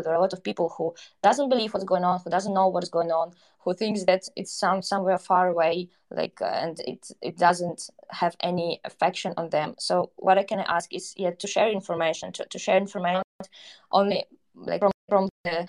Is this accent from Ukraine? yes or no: yes; Donbas, Ukraine; also born or lived in Kyiv; now in Warsaw, Poland; Yeah, so just somehow I'm a girl from Donbas, but with a blood and roots who moved to Kyiv then. Now I'm in Warsaw.